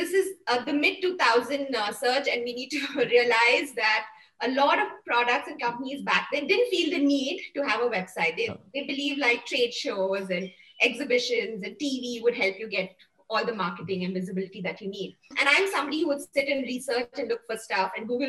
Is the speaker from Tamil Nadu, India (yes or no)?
no; Bangalore, Karnataka, India; also born or lived in Coorg; I'm from Coorg and basically grew up in Bangalore